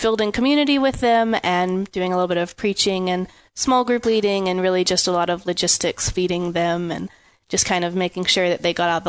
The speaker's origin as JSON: {"language": "English", "town": "Lubbock", "region": "Texas", "country": "United States", "tie": "born or raised there", "also_born_or_lived": "England", "moved": "yes", "said": "I grew up in Lubbock."}